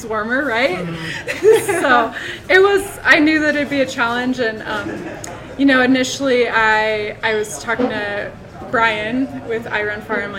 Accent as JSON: {"language": "English", "town": "Ashland", "region": "Oregon", "country": "United States", "tie": "born or raised there", "also_born_or_lived": "Portland, Oregon", "said": "I grew up in Ashland, Oregon"}